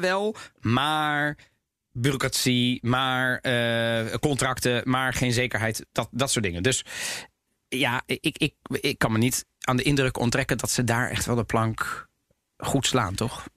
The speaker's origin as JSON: {"language": "Dutch", "country": "Netherlands", "tie": "born or raised there", "said": "ik ben geboren en getogen in Nederland"}